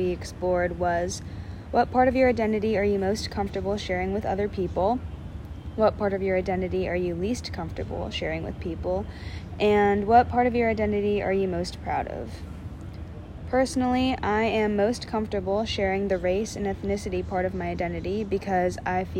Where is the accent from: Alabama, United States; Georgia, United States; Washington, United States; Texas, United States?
Washington, United States; Seattle; moved away as an adult; now in San Diego, United States; I am also a first year at USD. I'm from Seattle, Washington, and also currently living on campus at USD. A few of my identities include female, 18 years old, able, cisgender, Asian, and Christian.